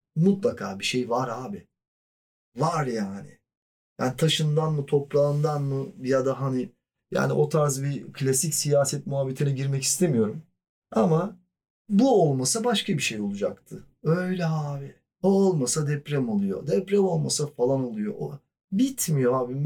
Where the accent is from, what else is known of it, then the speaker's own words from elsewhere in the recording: Mediterranean Region, Turkey; E zaten güneyliyim yani. Akdeniz çocuğuyum.